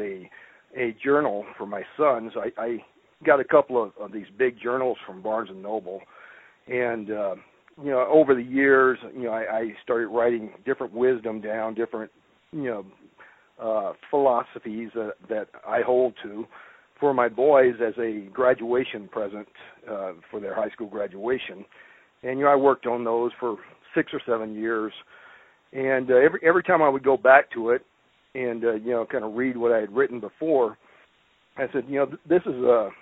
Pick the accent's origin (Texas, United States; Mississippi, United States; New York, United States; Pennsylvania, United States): Mississippi, United States; rural; also born or lived in Louisiana; now in Colorado, United States; I grew up in rural Mississippi